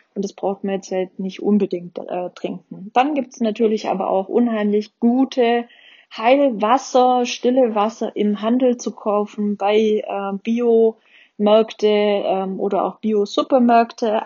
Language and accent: German; Baden-Württemberg, Germany; bei uns in Baden-Württemberg